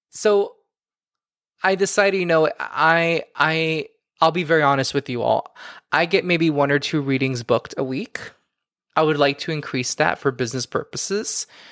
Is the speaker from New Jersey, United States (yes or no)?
no; Miami, Florida, United States; now in New York City, United States; I'm from Miami